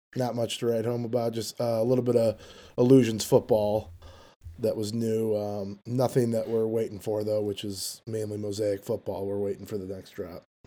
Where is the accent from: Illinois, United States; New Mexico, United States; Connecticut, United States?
Illinois, United States; Chicago; I'm from Chicago, Illinois